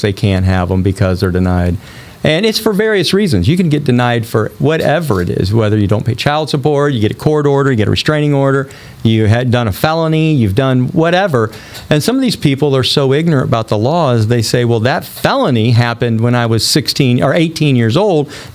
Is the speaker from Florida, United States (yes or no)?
no; Rolla, Missouri, United States; I'm from a small town. I'm from Rolla, Missouri